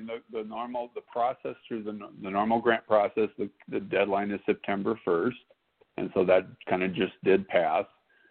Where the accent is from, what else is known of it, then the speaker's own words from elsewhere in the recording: Pasadena, California, United States; moved away as an adult; also born or lived in Minnesota; now in Austin, Minnesota, United States; I grew up in Los Angeles. So mostly in Pasadena, California, through public schools the entire time. I graduated from John Muir High School in Pasadena. I then graduated college and law school from UCLA